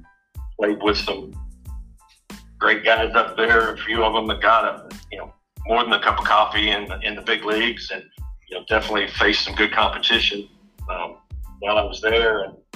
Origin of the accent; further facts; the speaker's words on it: Lexington, Kentucky, United States; also born or lived in Bloomington, Indiana; I grew up in Lexington, at Lafayette High School from 1987 to 1989.